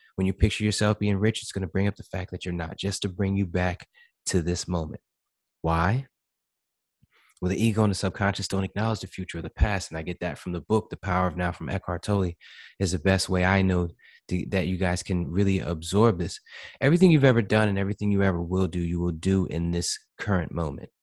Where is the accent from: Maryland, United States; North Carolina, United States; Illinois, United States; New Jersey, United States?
New Jersey, United States; moved away as an adult; now in Florida, United States; I'm from Jersey